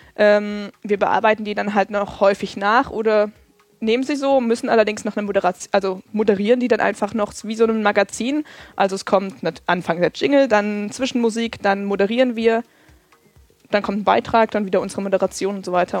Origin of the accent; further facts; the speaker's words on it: Erfurt, Thuringia, Germany; now in Freiburg, Germany; ich komme aus, eigentlich aus Erfurt